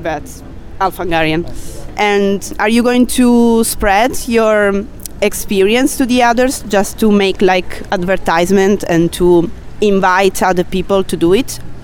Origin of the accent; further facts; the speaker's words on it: South Italy, Italy; I'm from Italy and from the south